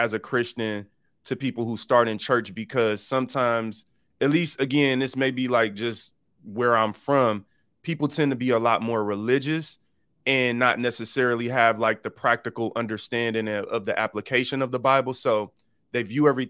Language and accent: English; Detroit, Michigan, United States; I grew up in a typical inner city in Detroit